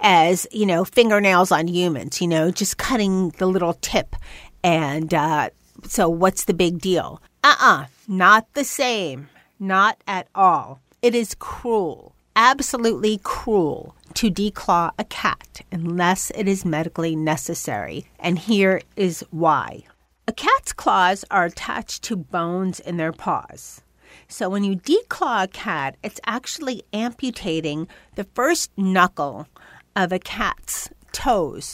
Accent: New York, United States; also born or lived in Los Angeles; I was born in New York

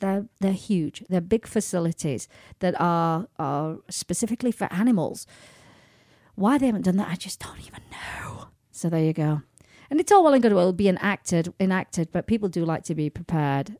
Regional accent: England, United Kingdom; moved away; when I go back home to England

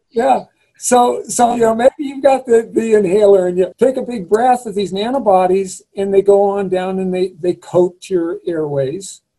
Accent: Eugene, Oregon, United States; I grew up in Western Oregon in the Willamette Valley in Eugene, Oregon

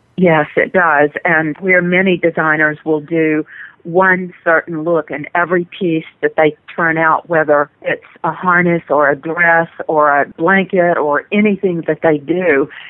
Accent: North Carolina, United States; I'm from North Carolina. I spend a lot of time on the coast.

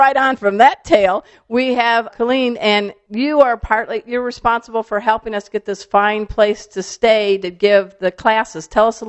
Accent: Midwest, United States; I'm from the Midwest

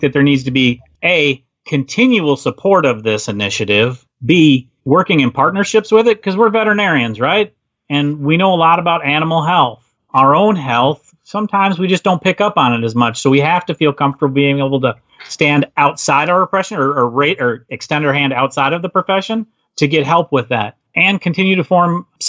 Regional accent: Wisconsin, United States; I am from Wisconsin. So if you're using that phrase, I was born and bred, raised in Wisconsin

